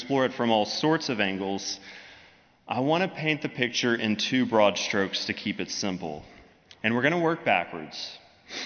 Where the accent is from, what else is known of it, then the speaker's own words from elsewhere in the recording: United States; also born or lived in Birmingham; us as American Christians